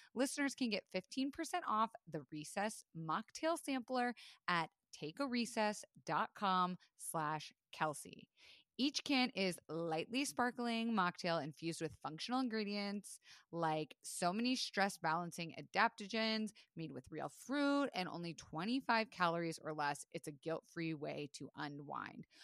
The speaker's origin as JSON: {"language": "English", "region": "Florida", "country": "United States", "tie": "born or raised there", "said": "I was raised in Florida"}